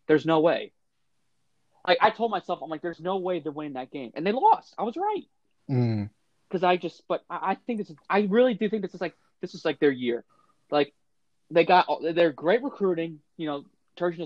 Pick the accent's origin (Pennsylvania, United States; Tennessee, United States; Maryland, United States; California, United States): Maryland, United States; Woodstock; We're both from Maryland. I'm from Woodstock